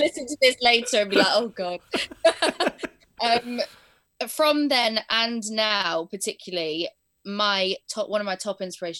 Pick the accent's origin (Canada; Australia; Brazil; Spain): Spain; also born or lived in Blackpool; I was born in Blackpool, but my parents wanted to move to Spain when I was 2 years old. So we moved over.